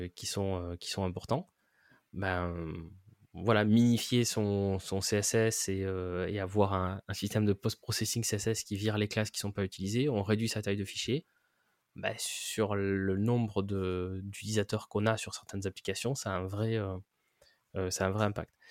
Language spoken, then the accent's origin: French; France; en tant que Français